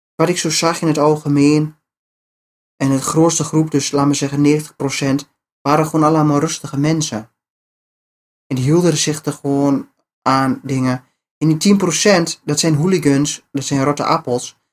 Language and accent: Dutch; Netherlands; wij als Nederlanders